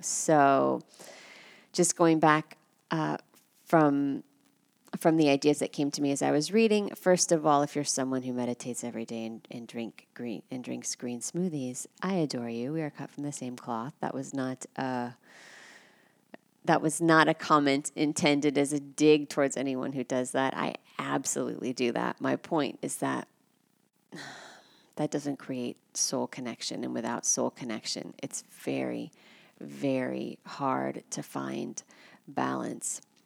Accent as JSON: {"language": "English", "country": "United States", "said": "I'm American"}